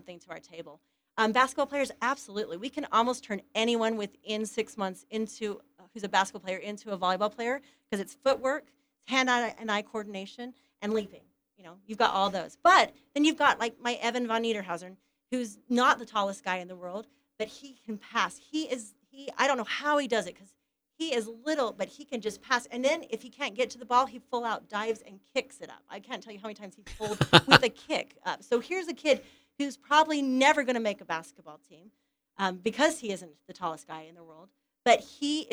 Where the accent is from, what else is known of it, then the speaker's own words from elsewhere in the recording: Ephraim, Utah, United States; I'm from Ephraim, Utah. Went to Manti High.